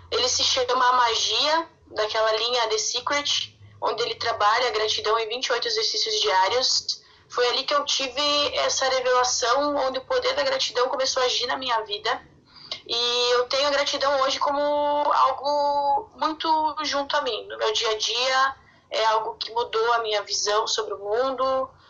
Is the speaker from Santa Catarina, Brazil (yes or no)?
yes; Santa Catarina, Brazil; Uh, eu sou de Santa Catarina, numa cidade do interior.